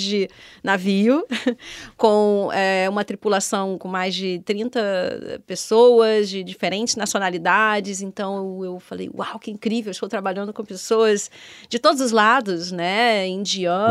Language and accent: Portuguese; Rio de Janeiro, Brazil; moved away as an adult; now in Portugal; no Rio de Janeiro, onde eu nasci e hum. cresci.